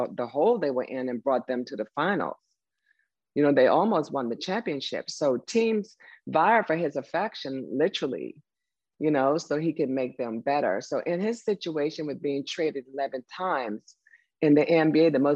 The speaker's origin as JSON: {"language": "English", "country": "Turks & Caicos Islands", "moved": "yes", "said": "I'm from Turks and Caicos"}